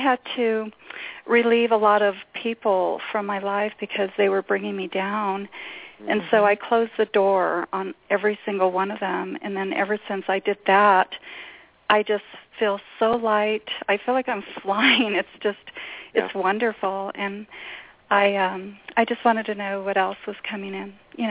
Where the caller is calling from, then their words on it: New Mexico, United States; I'm in New Mexico.